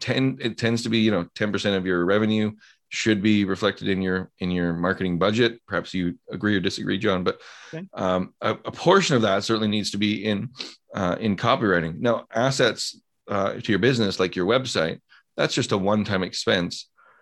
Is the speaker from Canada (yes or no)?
yes; Canada; I'm also Canadian